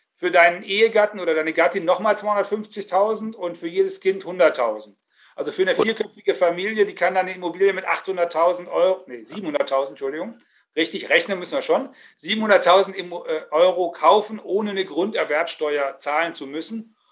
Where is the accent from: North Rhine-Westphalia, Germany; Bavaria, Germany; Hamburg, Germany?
North Rhine-Westphalia, Germany; im Westfälischen, wo ich herkomme